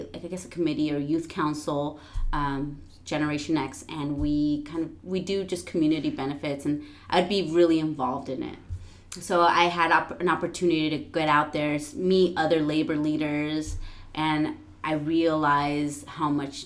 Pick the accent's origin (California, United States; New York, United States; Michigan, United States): California, United States; San Diego; also born or lived in San Antonio, Texas; I am mostly originally from San Diego. My younger years, I lived in Northern Cal